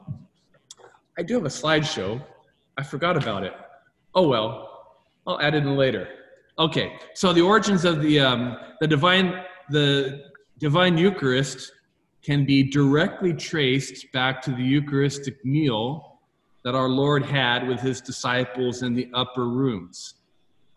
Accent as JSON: {"language": "English", "region": "California", "country": "United States", "said": "I'm Californian"}